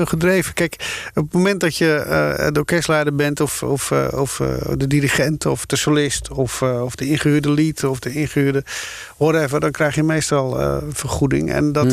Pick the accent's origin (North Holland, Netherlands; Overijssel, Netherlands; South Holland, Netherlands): North Holland, Netherlands; Schoorl; moved away; also born or lived in Amsterdam / Hilversum; ik kom uit Schorel, Noord-Holland.